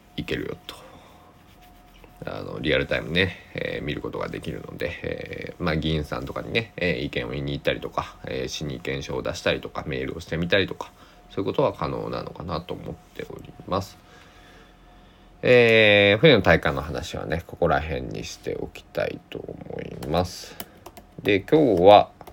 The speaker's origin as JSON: {"language": "Japanese", "town": "Susaki", "region": "Kochi", "country": "Japan", "tie": "born or raised there"}